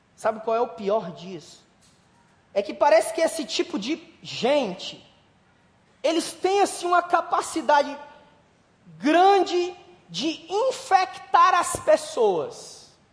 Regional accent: Brazil; a gente é brasileiro

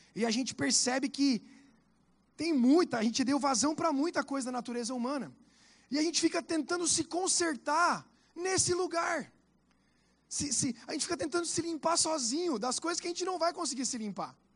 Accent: Santa Catarina, Brazil; now in Curitiba, Brazil; da onde eu venho, que sou de Santa Catarina, chama bergamota

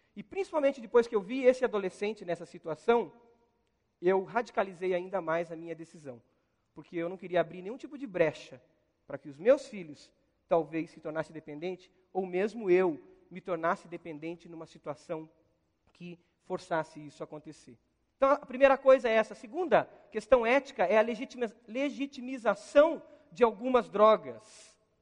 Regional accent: Brazil; como brasileiro

